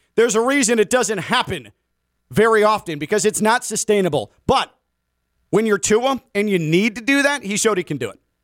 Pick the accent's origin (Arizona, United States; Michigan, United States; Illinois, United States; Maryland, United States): Illinois, United States; Chicago; moved away; I grew up in Chicago